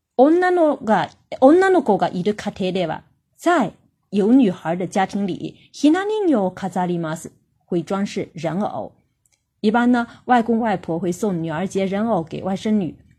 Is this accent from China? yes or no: yes; China; 我们中国人